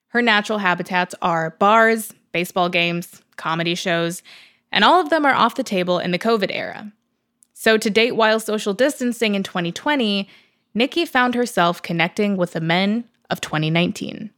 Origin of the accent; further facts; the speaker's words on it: Chicago, Illinois, United States; now in Washington, DC, United States; I'm from Chicago. I live in DC.